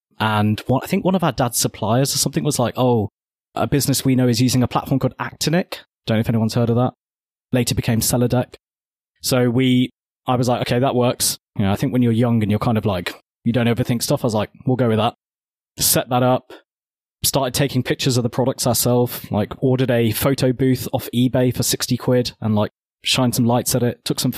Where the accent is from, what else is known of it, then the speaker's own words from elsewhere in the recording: Birmingham, West Midlands, United Kingdom; So I am from Birmingham. Mm-hmm. I was actually born, technically I was born in Small Heath, which is my claim to being a Peaky Blinder. But we quickly moved to Hall Green and then Sully Hull. And I grew up here